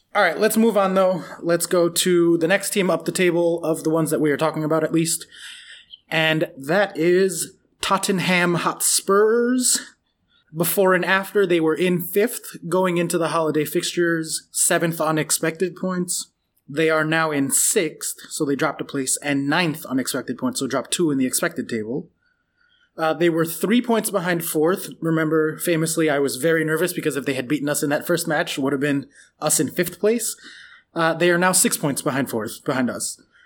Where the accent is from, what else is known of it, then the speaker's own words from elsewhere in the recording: United States; I'm American